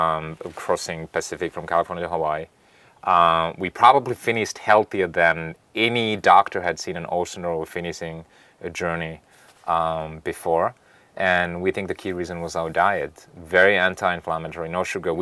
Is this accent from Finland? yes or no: yes; Finland; now in United States; I was born and raised in Finland